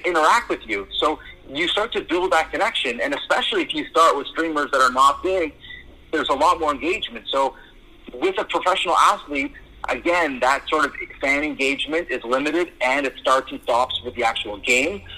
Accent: Toronto, Ontario, Canada; I'm from Toronto

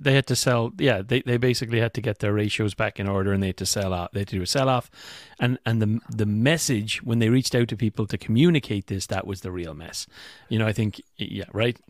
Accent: Ireland; moved away

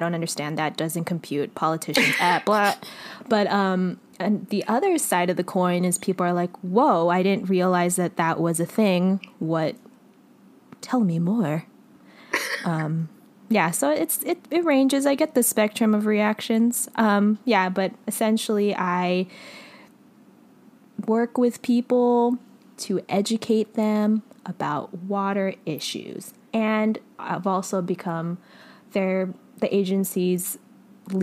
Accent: Los Angeles, California, United States; as a resident and born and raised in the Los Angeles area, Southern California

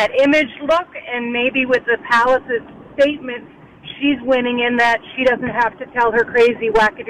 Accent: Bermuda; moved away; I'm from Bermuda. I grew up when the Queen came to visit, and we would be on the roadside waving.

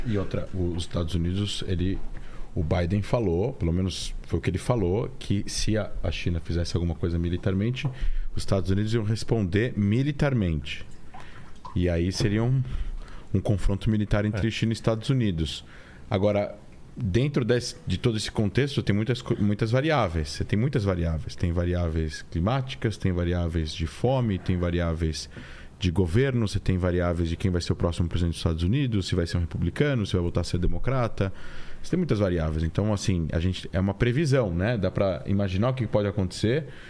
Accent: Brazil; also born or lived in Israel; a gente como brasileiro, né, vivendo na América

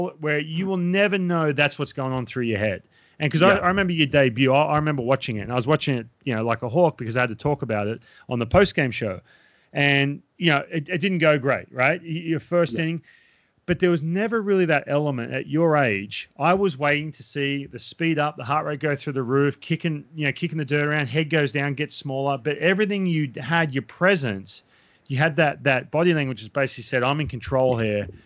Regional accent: Australia; moved away; I grew up in Australia

